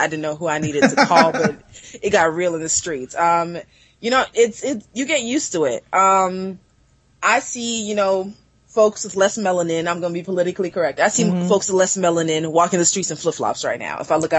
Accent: Atlanta, Georgia, United States; also born or lived in Southern Africa; now in Toronto, Canada; I know I don't sound Canadian. And I'm not American either, even though I sound American. I was born and raised in Southern Africa, but I grew up in Atlanta, Georgia.

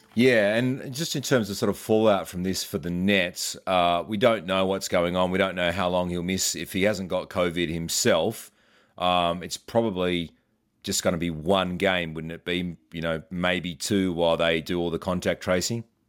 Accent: Australia; As an Aussie

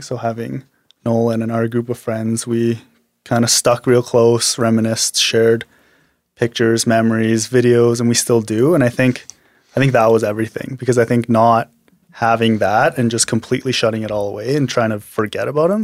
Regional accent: Medicine Hat, Alberta, Canada; also born or lived in Korea; I was born in Korea, but I was mostly raised in Medicine Hat

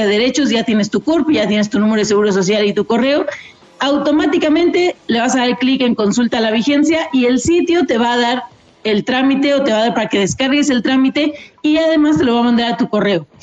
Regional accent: Mexico City, Mexico; born there; No, pues ya confirmé con mi acta de nacimiento y nací en Ciudad de México.

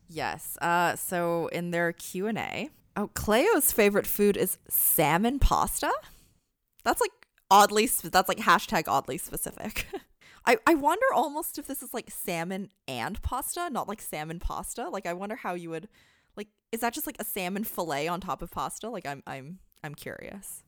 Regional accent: Canada; As a Canadian

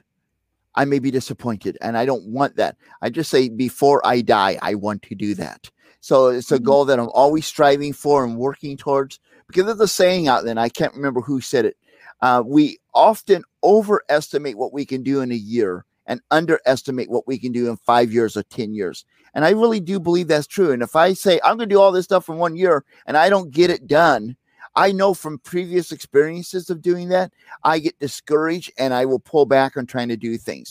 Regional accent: St. Louis, Missouri, United States; moved away; I'm from St. Louis originally

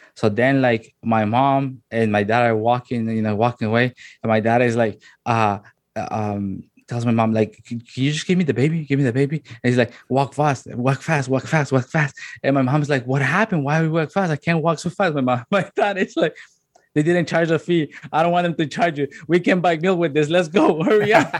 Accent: La Ceiba, Atlántida, Honduras; also born or lived in Tegucigalpa, Honduras; now in Canada; once my mom graduated, then I moved to La Ceiba

